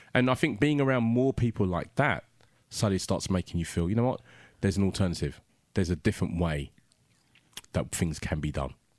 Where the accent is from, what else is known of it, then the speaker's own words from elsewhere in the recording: London, United Kingdom; African kid growing up in South London